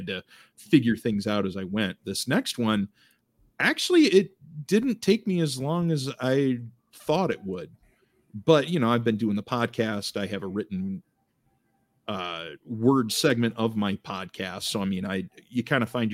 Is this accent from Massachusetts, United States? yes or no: no; Eastern Iowa, United States; Born and raised in Eastern Iowa